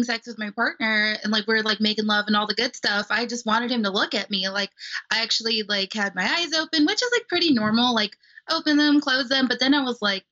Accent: Los Angeles, California, United States; now in Missouri, United States; I grew up in Los Angeles, California

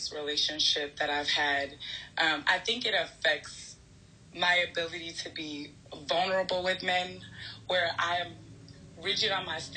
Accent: New York, United States; I'm from New York, I'm the eldest

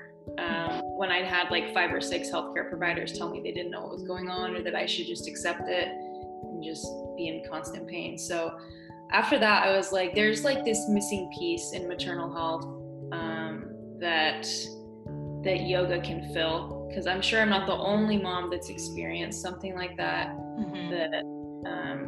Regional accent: Oregon, United States; also born or lived in California; now in Northeast Tennessee, United States; I'm from Oregon

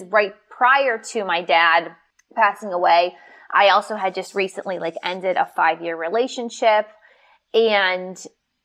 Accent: Pittsburgh, Pennsylvania, United States; I'm from Pittsburgh, we're tough

